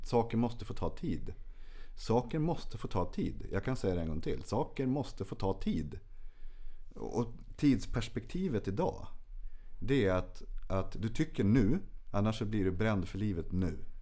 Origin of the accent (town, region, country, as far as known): Örsundsbro, Uppsala County, Sweden